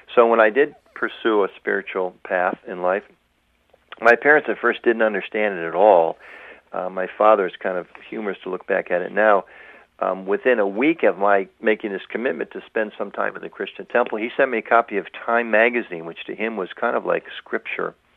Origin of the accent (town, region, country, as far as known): United States